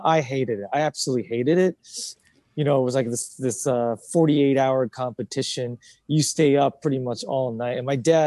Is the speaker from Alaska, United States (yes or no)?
yes; Alaska, United States; also born or lived in Japan; now in New York, United States; was born in Japan, lived there till 9, and then my family immigrated to Alaska